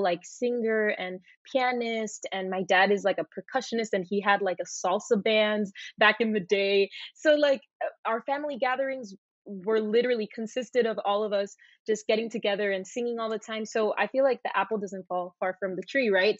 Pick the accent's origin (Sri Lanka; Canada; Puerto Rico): Puerto Rico; moved away as an adult; also born or lived in Miami, Florida, United States / Florida, United States; now in Los Angeles, United States; I was born in Miami. I was raised in Puerto Rico.